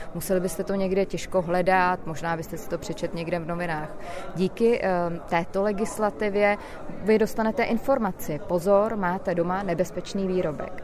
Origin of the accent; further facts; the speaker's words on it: Czechia; Já jako Češka